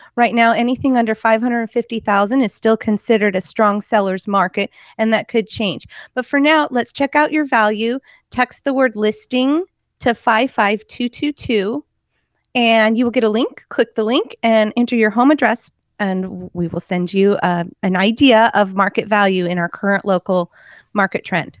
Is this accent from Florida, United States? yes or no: no; Portland, Oregon, United States; now in Salem, United States; I grew up in Portland where we had bridge problems